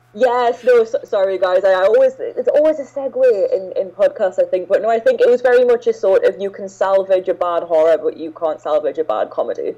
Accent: England, United Kingdom; I'm British and I've lived in, in England all my life

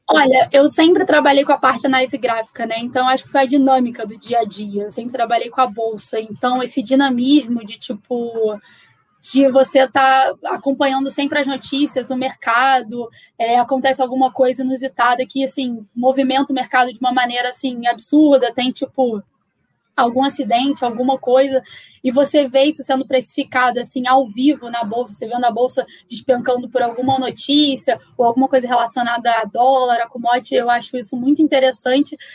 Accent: Rio de Janeiro, Brazil; sou carioca, me formei no Rio

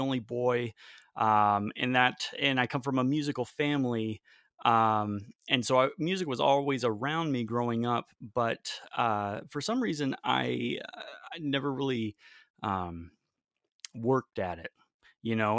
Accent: Raleigh, North Carolina, United States; also born or lived in Belém, Brazil; I grew up in North Carolina, in Raleigh, North Carolina, which is, uh, where I live now

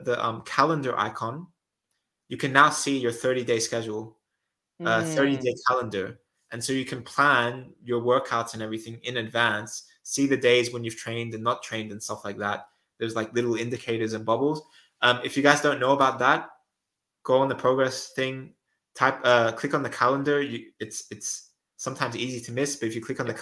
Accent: Australia; also born or lived in Netherlands; now in Switzerland; I'm Australian

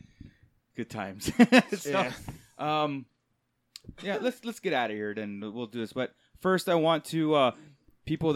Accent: Southern California, United States; I'm from SoCal.

